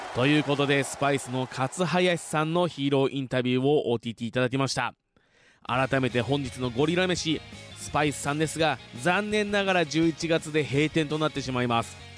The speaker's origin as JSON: {"language": "Japanese", "town": "Fuji", "region": "Shizuoka", "country": "Japan", "tie": "born or raised there", "said": "生まれも育ちも静岡県富士市ということで"}